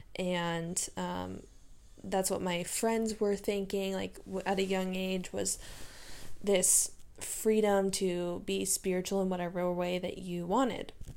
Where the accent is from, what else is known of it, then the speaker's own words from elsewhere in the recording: San Diego, California, United States; I'm from San Diego, born and raised. I have been here all my life